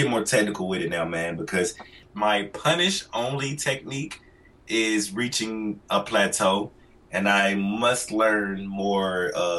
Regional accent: Atlanta, Georgia, United States; I'm from the rough streets, man. Like, I'm from the Bluff in Atlanta. It's off Simpson Road near Bankhead. You know, the really rough part of Atlanta.

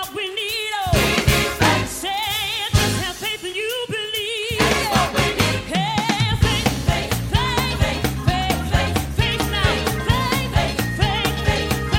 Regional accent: London, United Kingdom; also born or lived in Bulawayo, Zimbabwe; I grew up, actually I was born in Bulawayo, Zimbabwe, and grew up in southeast London. Our first home was in Blackheath, and then we moved to Lewisham

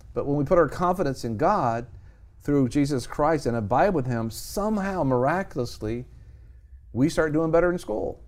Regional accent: United States; born in America

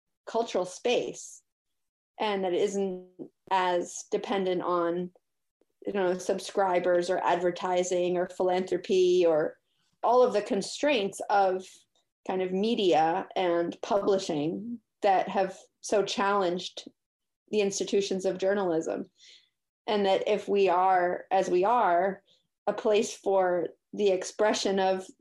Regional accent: Cambridge, Massachusetts, United States; also born or lived in Switzerland; I was born in Cambridge, Massachusetts, and went to school in the city

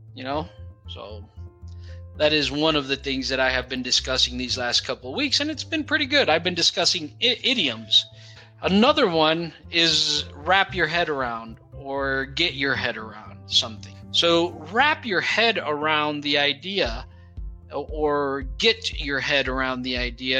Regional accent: Brazil; English is a second language; We in Brazil we know these words in in uh, Spanish as well.

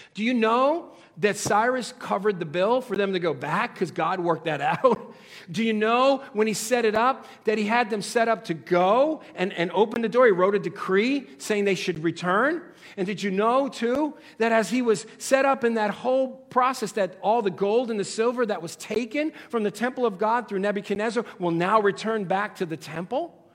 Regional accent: United States

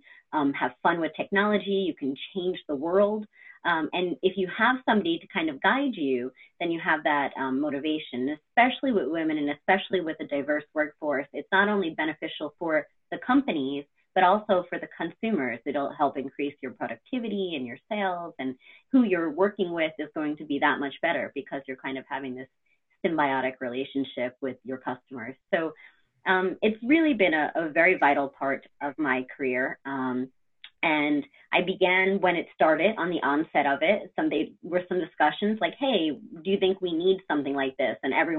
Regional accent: Brooklyn, New York, United States; also born or lived in North Carolina; now in Albany, United States; I'm actually located in Albany, New York, but like yourself, I was born and raised in Brooklyn, New York. I don't have the accent, but I'm a proud Brooklyn girl, and I lived in New York City most of my life.

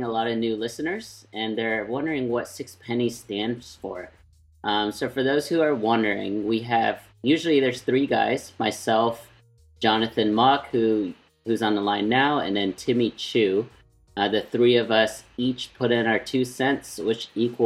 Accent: United States; I was born in the States

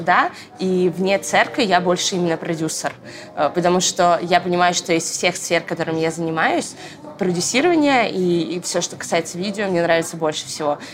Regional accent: Noginsk, Moscow Oblast, Russia; also born or lived in Orekhovo-Zuyevo; now in Moscow, Russia; Мы жили в городе Ногинске. Я там прожила, э, наверное, около 10 лет своей жизни

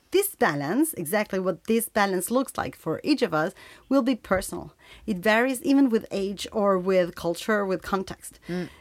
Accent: Uruguay; We come from Uruguay, this small country in Latin America

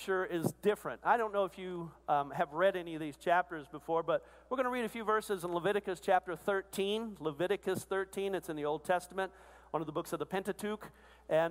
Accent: Arkansas, United States; I'm from Arkansas, part of the Arkansas-Louisiana Conference

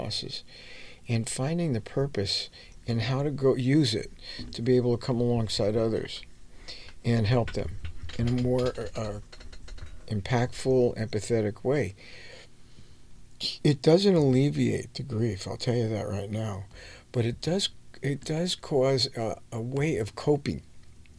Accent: United States; also born or lived in New York; I grew up in New Jersey and New York

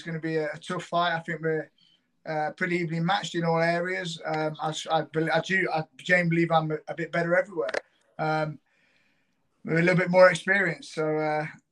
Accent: United Kingdom; being the British fighter as well, the local fighter

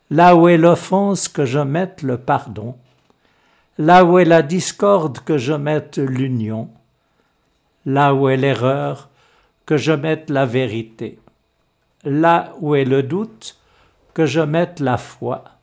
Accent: Échallens, Vaud, Switzerland; born there; je suis né en 1944 à Échalon, dans le Gros de vaux au centre du canton de Vaud.

